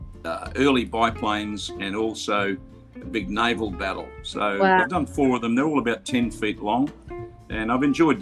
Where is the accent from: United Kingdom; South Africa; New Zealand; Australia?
Australia; Adelaide, South Australia; also born or lived in Bendigo, Victoria, Australia; we moved to Adelaide when I was 10. And I went to school there, went to high school.